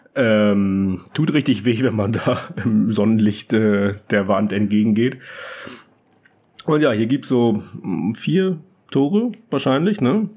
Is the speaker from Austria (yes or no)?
no; Germany; moved away as an adult; als Deutscher